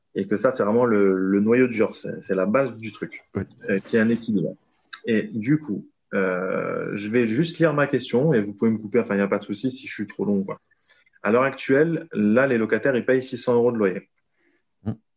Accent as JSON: {"language": "French", "region": "south of France", "country": "France", "tie": "born or raised there", "moved": "yes", "lives_now": "Paris, France", "said": "ma région natale qui est le sud de la France"}